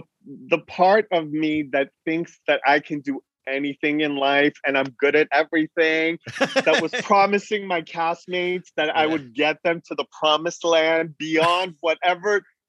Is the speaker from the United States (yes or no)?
yes; Beverly Hills, California, United States; also born or lived in Iran; I grew up in Beverly Hills